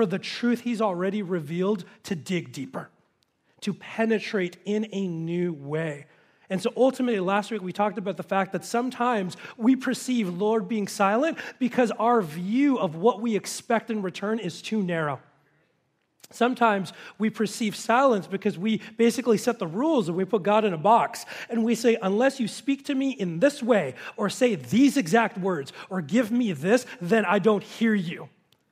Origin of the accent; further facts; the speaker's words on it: Los Angeles, California, United States; moved away as an adult; now in Simi Valley, United States; we both had been born and raised in the San Fernando Valley.